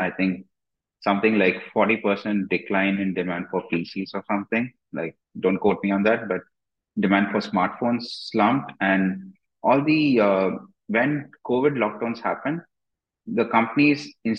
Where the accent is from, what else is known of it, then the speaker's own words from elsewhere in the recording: India; I mean, I'm from India, and in Indian stocks, like 50% of the entire stock market is owned by the groups that control the companies.